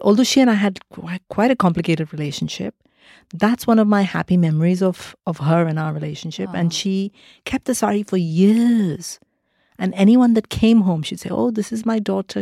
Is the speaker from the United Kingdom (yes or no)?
no; Mumbai, Maharashtra, India; moved away as an adult; also born or lived in Kerala; I grew up in India